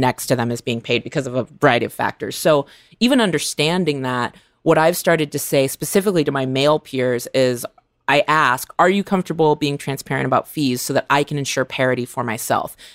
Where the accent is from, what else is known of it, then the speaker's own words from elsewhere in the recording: California, United States; growing up in California